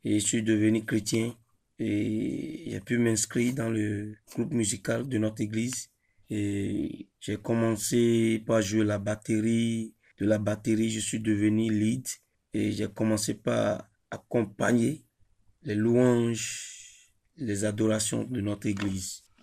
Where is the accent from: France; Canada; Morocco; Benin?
Benin; Ouidah, Atlantique; Je viens de Huida, précisément Djebadji, au Bénin. J'ai étudié l'anglais sur le campus Tagbome Calavi